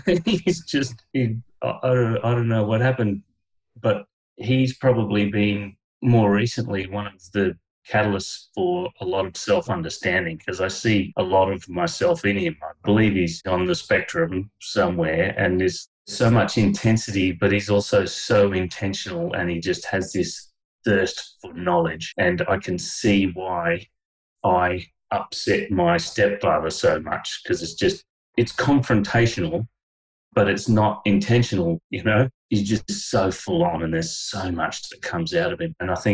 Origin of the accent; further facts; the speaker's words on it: Canada; born there; When I went over to Canada, I was born in Canada.